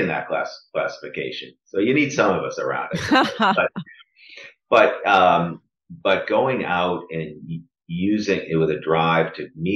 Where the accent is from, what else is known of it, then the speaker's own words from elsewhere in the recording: Boston, Massachusetts, United States; moved away as an adult; I grew up in the Boston area, but I hadn't lived here in 20 years